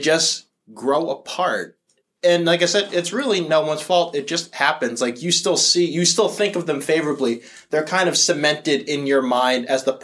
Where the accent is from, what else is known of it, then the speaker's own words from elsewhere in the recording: Massachusetts, United States; also born or lived in New York; We're from Massachusetts. I'm from like the more iconic part of Massachusetts